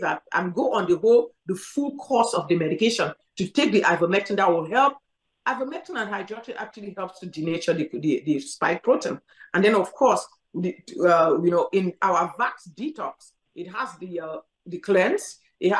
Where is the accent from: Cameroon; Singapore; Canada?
Cameroon; moved away; I grew up in Cameroon where malaria was endemic